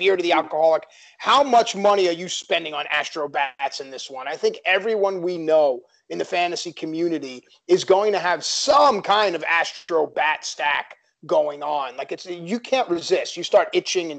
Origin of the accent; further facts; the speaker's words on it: New York City, New York, United States; I grew up in Queens, in Bayside, Queens.